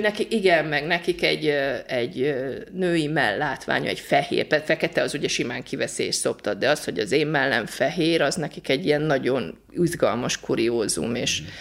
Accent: Hungary; magyarok vagyunk

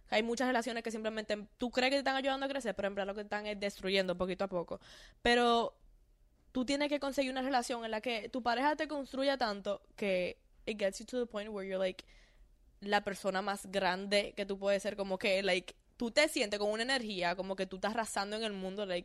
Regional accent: Dominican Republic; accent: Dominican; Yo creo que fue que yo la puse nerviosa con mi acento dominicano.

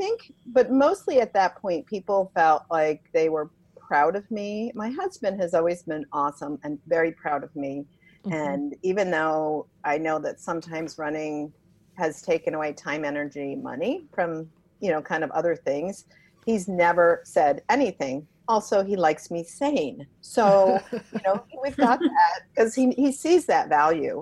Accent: New Jersey, United States; the town I grew up in New Jersey

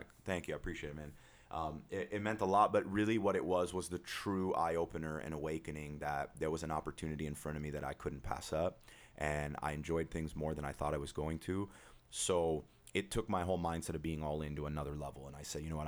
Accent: Huntington Beach, California, United States; born and raised in Huntington Beach

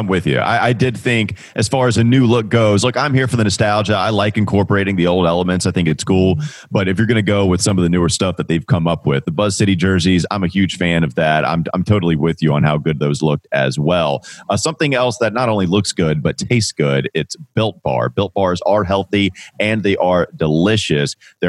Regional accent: North Carolina, United States; Yeah, I'm from Catawba County.

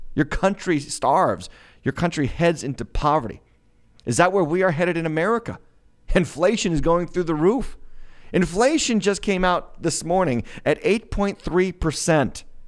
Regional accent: United States; I'm as American as it gets

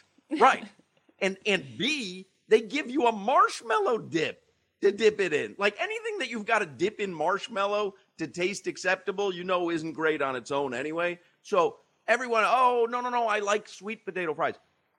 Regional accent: Chicago, Illinois, United States; now in South Florida, United States; I grew up in Chicago

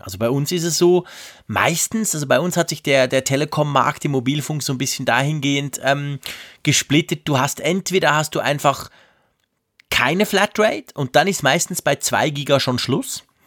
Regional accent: Switzerland; bei uns in der Schweiz

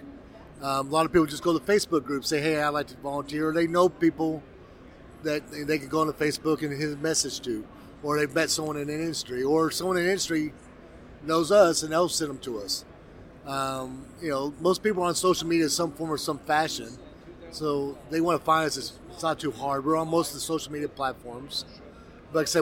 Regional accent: Texas, United States; I'm a Texan first and foremost

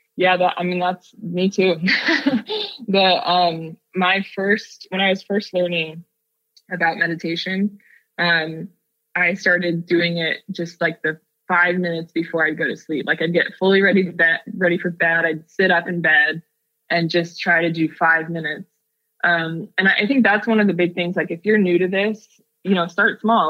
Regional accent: Seattle, Washington, United States; now in Oakland, United States; growing up in Seattle

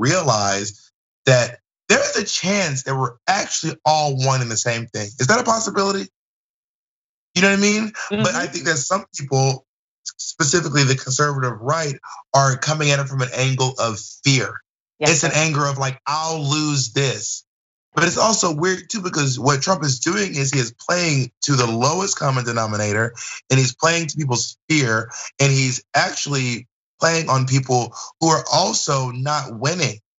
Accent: the South, United States; me growing up in the South.

